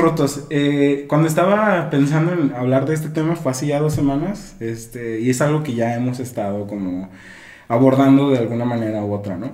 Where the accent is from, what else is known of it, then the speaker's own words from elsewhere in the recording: Guadalajara, Jalisco, Mexico; aquí donde nosotros somos, de Guadalajara.